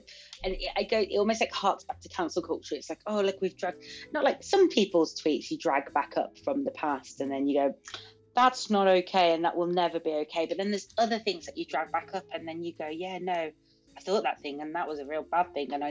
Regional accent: Birmingham, West Midlands, United Kingdom; I'm from Birmingham

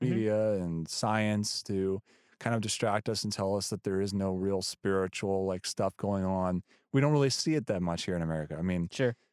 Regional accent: United States; I'm just this American guy that's it's cool that I'm there because I'm American.

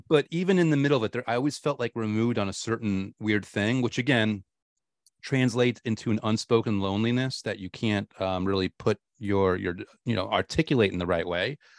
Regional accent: New York, United States; I was a huge Giants fan growing up in New York

